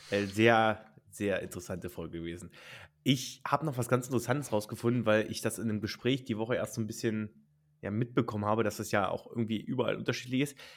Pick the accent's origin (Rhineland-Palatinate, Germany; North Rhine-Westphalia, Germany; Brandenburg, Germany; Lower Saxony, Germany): Brandenburg, Germany; Richard, wir kommen ja beide aus Brandenburg.